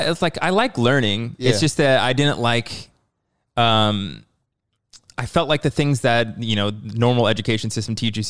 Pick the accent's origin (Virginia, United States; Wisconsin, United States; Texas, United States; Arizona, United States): Arizona, United States; born there; I was born in Arizona.